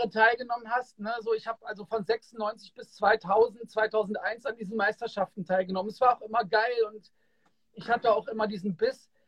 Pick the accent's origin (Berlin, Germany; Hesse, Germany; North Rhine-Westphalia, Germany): Hesse, Germany; Kassel; Und die waren damals auch bei uns in Kassel im World, wo ich groß geworden bin, hatten die einen Auftritt.